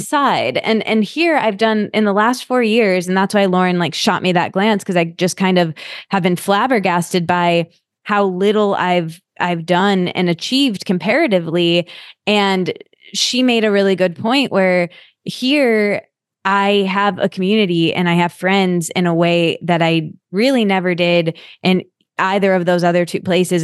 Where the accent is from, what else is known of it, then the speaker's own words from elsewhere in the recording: East Lansing, Michigan, United States; also born or lived in New York; I'm from East Lansing, so I grew up there and I went to school there too